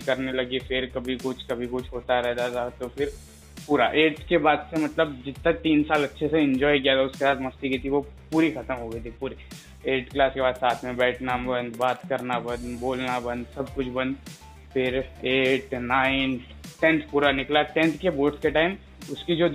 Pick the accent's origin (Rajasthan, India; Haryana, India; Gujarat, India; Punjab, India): Rajasthan, India; मैं मारवाड़ी हूँ तो मेरे को पूरी प्रॉपर मारवाड़ी मिली